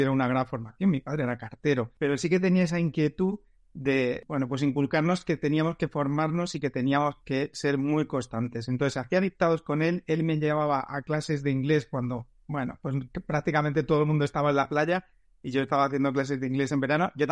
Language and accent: Spanish; Almería, Andalusia, Spain; moved away as an adult; also born or lived in Madrid; soy, soy de allí, soy andaluz